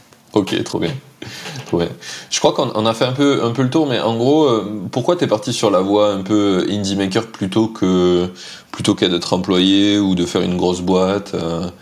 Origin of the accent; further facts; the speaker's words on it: France; en tant que Français